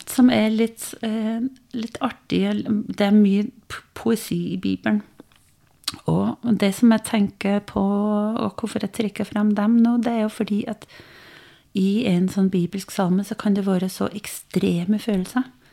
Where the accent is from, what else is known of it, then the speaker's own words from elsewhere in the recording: Denmark; Norwegian is a second language; moved away as an adult; also born or lived in Norway; now in Biri, Norway; Jeg eh, er dansk. Eh, oppvokst i Danmark, gift med en trønder